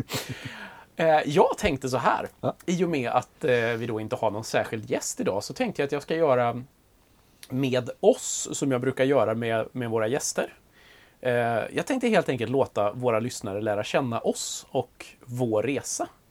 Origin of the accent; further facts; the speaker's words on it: Grängesberg, Dalarna County, Sweden; Grängesberg i det fallet som jag är ifrån